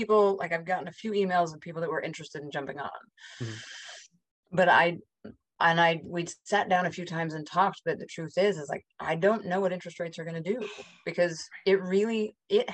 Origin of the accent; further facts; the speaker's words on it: Park City, Utah, United States; I grew up in Park City above Salt Lake City